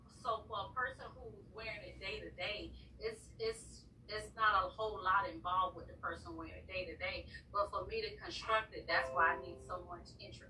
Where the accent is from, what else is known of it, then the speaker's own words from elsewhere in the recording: Savannah, Georgia, United States; now in Houston, United States; I'm from Savannah, Georgia.